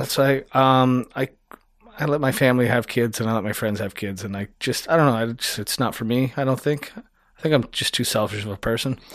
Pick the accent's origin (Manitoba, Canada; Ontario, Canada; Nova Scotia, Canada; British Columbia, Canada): Ontario, Canada; Niagara-on-the-Lake; moved away; I grew up in Niagara